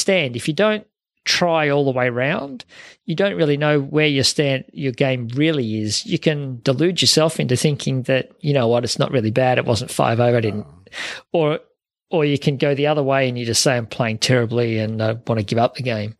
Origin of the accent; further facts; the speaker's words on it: Melton, Victoria, Australia; I grew up in Melton, was where I grew up, and played at Melton Valley Golf Club and at Werribee.